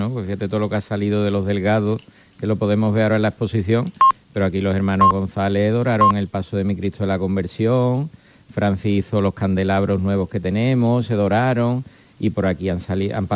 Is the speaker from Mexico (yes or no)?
no; Montserrat, Andalusia, Spain; Yo como soy de Montserrat, pues me eh, llega bastante de cerca, ¿no?